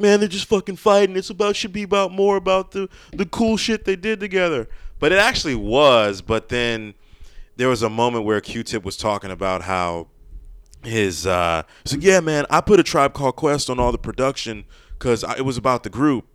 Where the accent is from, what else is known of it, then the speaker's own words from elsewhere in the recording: Maryland, United States; I grew up in Maryland